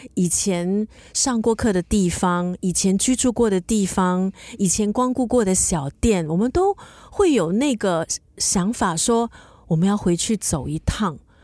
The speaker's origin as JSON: {"language": "Chinese", "country": "Singapore", "tie": "born or raised there", "said": "我以前小时候呢，是在东部，在家东长大的"}